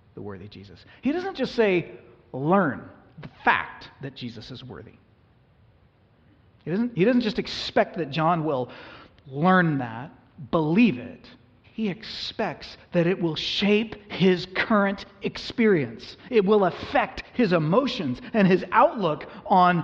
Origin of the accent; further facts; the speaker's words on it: United States; we as American Christians